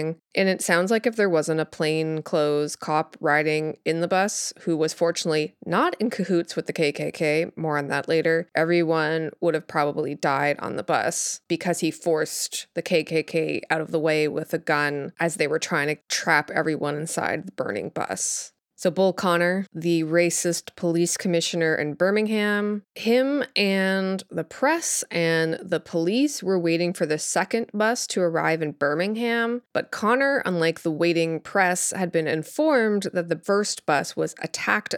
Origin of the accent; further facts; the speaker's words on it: Canada; I grew up in Canada